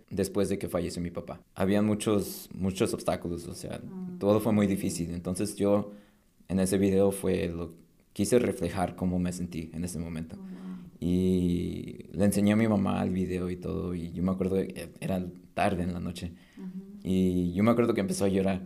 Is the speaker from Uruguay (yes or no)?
no; Napa, California, United States; also born or lived in Mexico; todo empezó en, Napa Valley. ahí es donde crecí.